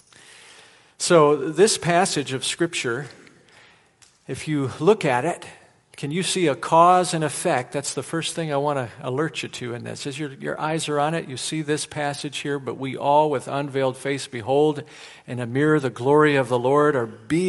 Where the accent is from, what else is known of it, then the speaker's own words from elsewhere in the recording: Chicago, Illinois, United States; now in Charleston, United States; I'm originally from Chicago, the land of Michael Jordan